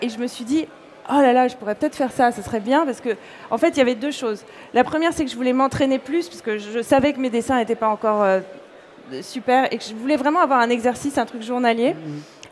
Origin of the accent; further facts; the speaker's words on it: Corsica, France; also born or lived in Paris; now in New York, United States; je suis née en Corse, j'ai grandi là-bas